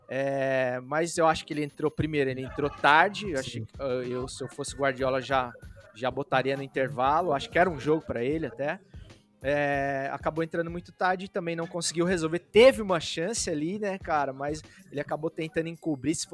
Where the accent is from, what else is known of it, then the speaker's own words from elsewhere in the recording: Brazil; nós como brasileiros